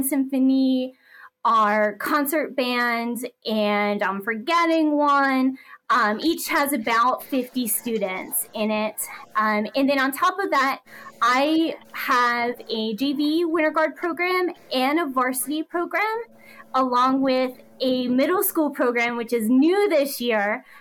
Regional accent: East Coast, United States; also born or lived in New Jersey / Georgia; now in Leander, United States; I'm originally from the East Coast, but I currently live in Leander, Texas

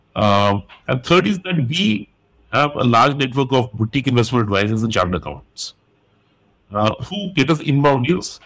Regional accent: India; I'm Indian, I stayed in India.

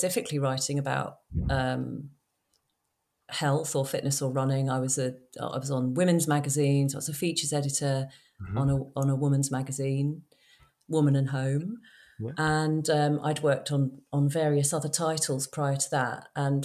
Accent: London, United Kingdom; I grew up in London

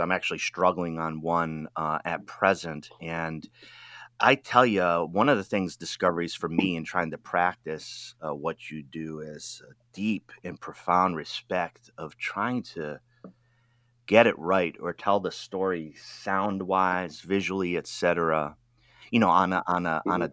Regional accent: Rhode Island, United States; moved away; also born or lived in Washington D.C. / Wisconsin / Oregon; I'm from Rhode Island.

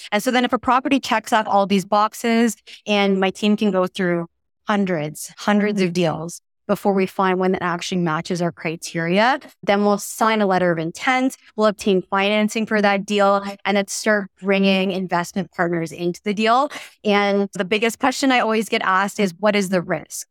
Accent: Toronto, Ontario, Canada; moved away; I'm from Toronto uh, originally

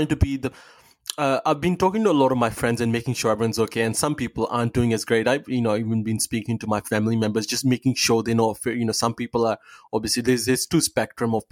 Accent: Pakistan; now in Australia; I'm from Pakistan.

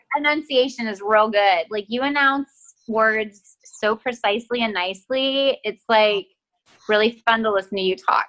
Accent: Texas, United States; accent: Texas; i'm from texas and when my family and i get on the phone my texas accent like gets cranked up

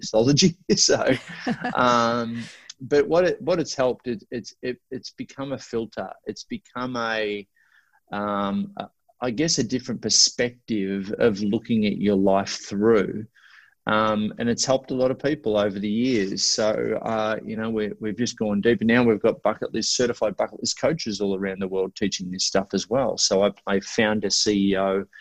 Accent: Australia; I'm Australian.

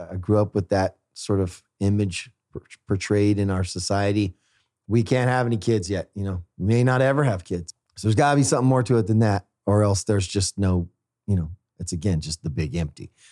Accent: Fresno, California, United States; moved away; Fresno, my hometown

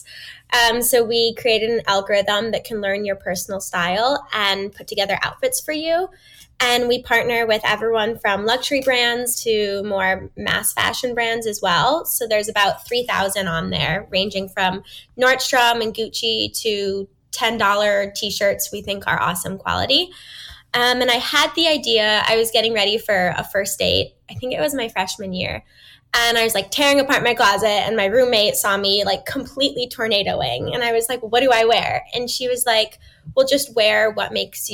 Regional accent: Novelty, Ohio, United States; moved away as an adult; also born or lived in Boston, Massachusetts; I grew up outside Cleveland, Ohio, in a little town called Novelty

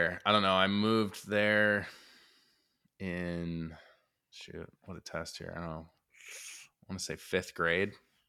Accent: Illinois, United States; Well, I was born in the Chicago area

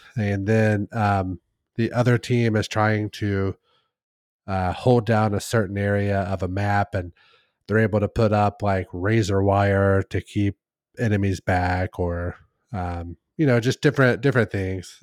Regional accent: Midwest, United States; I'm from the Midwest

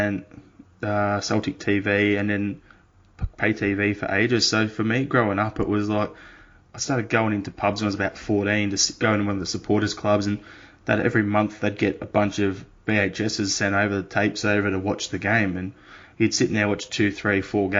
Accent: Australia; As an Australian

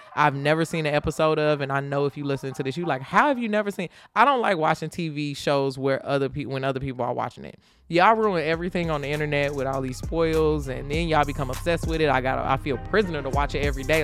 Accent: Chicago, Illinois, United States; I'm from Chicago

